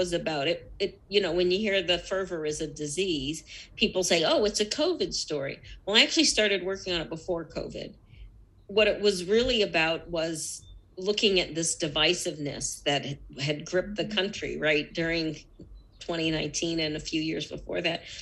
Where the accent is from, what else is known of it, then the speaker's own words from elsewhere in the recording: United States; second generation. Totally assimilated, right? We're as American as the next person. We're American citizens